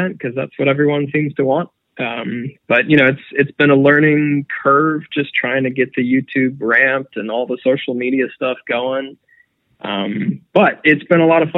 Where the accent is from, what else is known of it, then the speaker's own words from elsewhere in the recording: Florida, United States; I grew up in Florida.